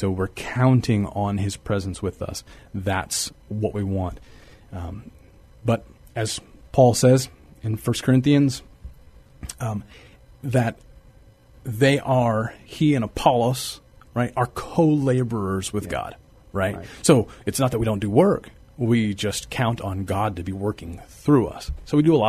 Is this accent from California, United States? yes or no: no; Texas, United States; also born or lived in San Marcos, Texas; now in San Antonio, United States; I grew up in Texas, and San Antonio was a place that we visited a lot, and now I get to live here